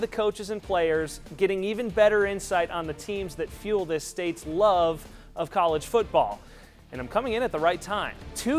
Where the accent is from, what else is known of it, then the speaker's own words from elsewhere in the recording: Minnesota, United States; moved away as an adult; also born or lived in Milwaukee, Wisconsin; now in Iowa, United States; I grew up in Minnesota